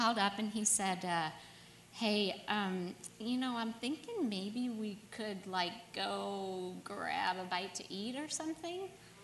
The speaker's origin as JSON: {"language": "English", "town": "St. Louis", "region": "Missouri", "country": "United States", "tie": "born or raised there", "moved": "as an adult", "lives_now": "Phoenix, United States", "said": "I grew up in St. Louis, Missouri, and born and raised there. So I was there until about 5.5 years ago when I moved here"}